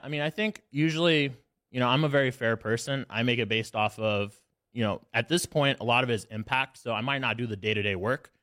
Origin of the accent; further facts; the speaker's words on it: Alabama, United States; I grew up in Alabama